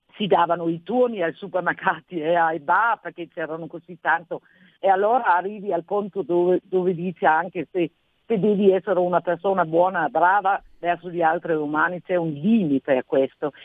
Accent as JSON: {"language": "Italian", "country": "Denmark", "accent": "Nordic", "second_language": "Italian", "moved": "as an adult", "lives_now": "Italy", "said": "sento proprio il mio accento nordico"}